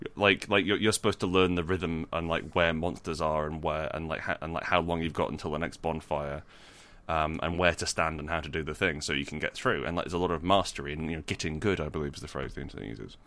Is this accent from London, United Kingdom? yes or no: no; Scotland, United Kingdom; I was born in Scotland